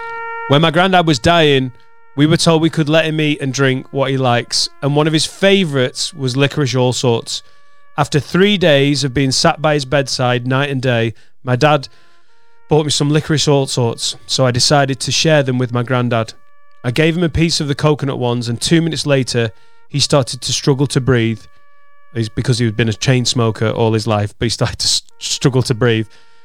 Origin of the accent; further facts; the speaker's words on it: Wales, United Kingdom; Now, we're from Wales, and my mate has a very non-Welsh name.